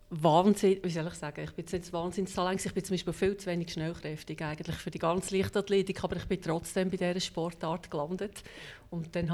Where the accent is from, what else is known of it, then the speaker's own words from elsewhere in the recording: Hemmiken, Lucerne, Switzerland; Ganz ursprünglich äh, bin ich aber in Hemmiken im Luzerner Seetal